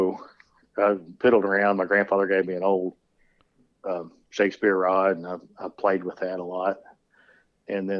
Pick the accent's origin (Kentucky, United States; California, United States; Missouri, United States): Kentucky, United States; West; I was born and raised in West Kentucky